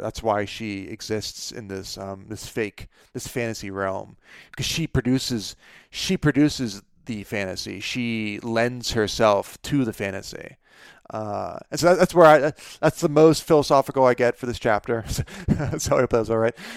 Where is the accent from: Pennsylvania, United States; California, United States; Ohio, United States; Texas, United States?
Pennsylvania, United States; my hometown of Pennsylvania, uh, my, my home state